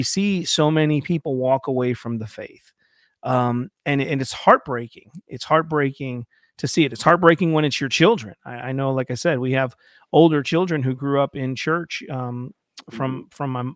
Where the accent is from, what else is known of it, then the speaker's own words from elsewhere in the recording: Ohio, United States; I'm from Ohio